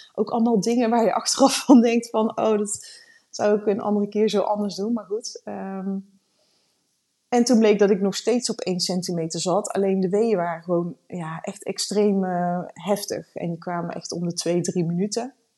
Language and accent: Dutch; Randstad, Netherlands; moved away as an adult; now in Leerdam, Netherlands; We komen uit de Randstad. We zijn twee jaar geleden zijn we hier komen wonen